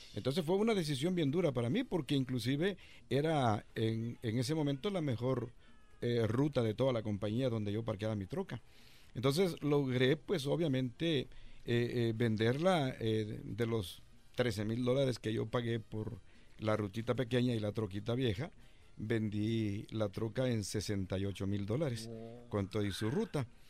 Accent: El Salvador; moved away as an adult; Yo llegué de El Salvador en 1981

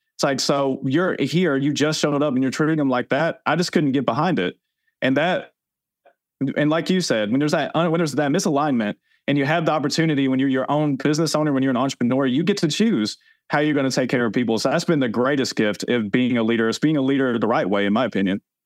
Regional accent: Tennessee, United States; growing up in Tennessee, that's what I was taught

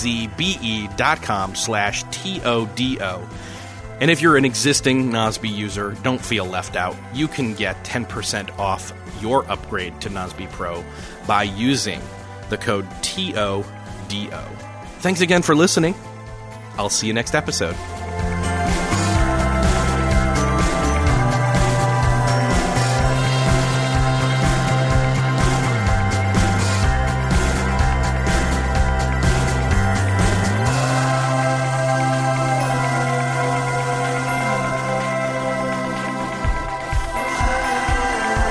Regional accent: Canada; I'm the Canadian

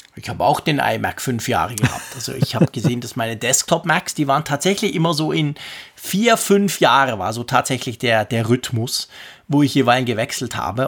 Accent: Switzerland; bei uns in der Schweiz

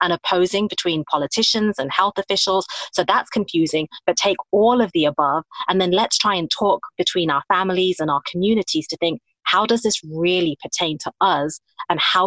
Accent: United Kingdom; now in United States; I'm talking as a Muslim woman of Indian origin, and I'm British, obviously living in the United States

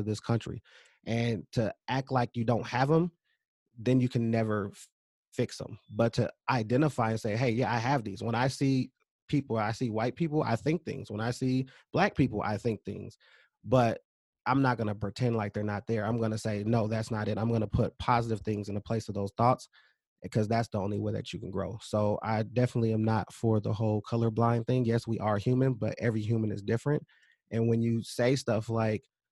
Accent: California, United States; now in Minnesota, United States; I was raised in California

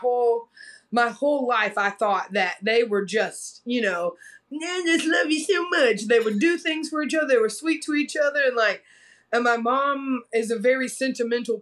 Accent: South Carolina, United States; also born or lived in Brevard, North Carolina; now in Asheville, United States; we went back to South Carolina, where my mom's family is from

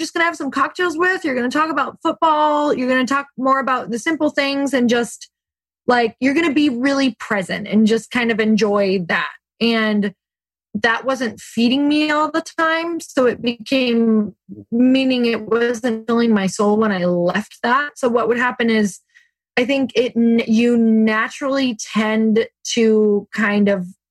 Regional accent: Midwest, United States; I grew up in the Midwest

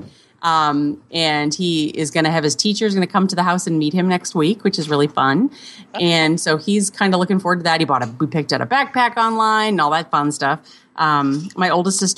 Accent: Cape Cod, outside of Boston, Massachusetts, United States; now in Midwest, United States; Growing up on the East Coast, I grew up outside of Boston on Cape Cod

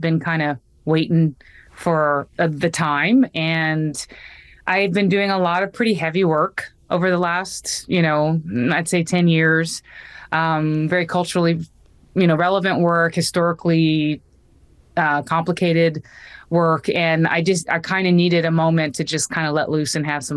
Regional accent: North Carolina, United States; North Carolina, which is my home state

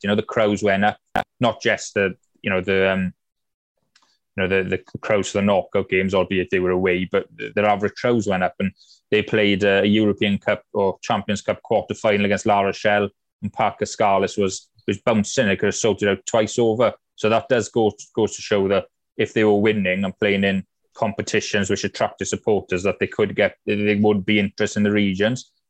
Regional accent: Wales, United Kingdom; we grew up as Welsh rugby fans

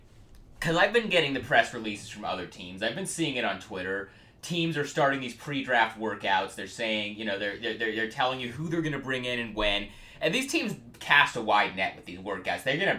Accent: Portland, United States; I am from Portland.

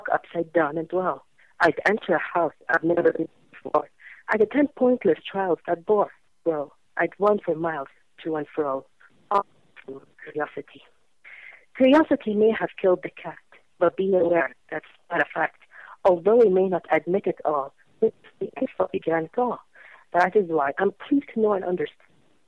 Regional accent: Kuwait; in my country, in Kuwait over here

